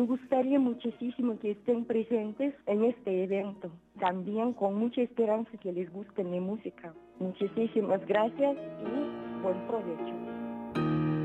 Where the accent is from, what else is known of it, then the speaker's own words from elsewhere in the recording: Siberia, Russia; Spanish is a second language; moved away; soy de Siberia